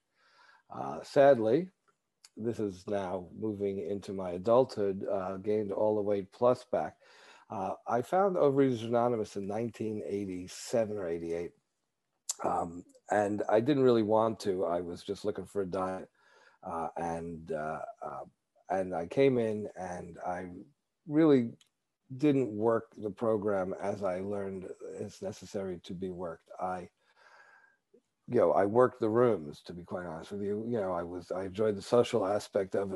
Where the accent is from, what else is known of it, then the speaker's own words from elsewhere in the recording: New York, United States; I grew up in New York, which, people are not shy about telling you what they think.